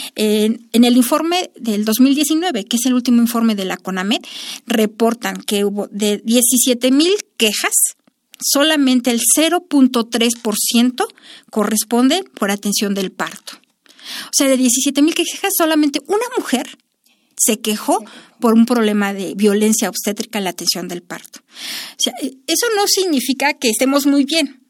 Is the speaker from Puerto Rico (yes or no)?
no; Mexico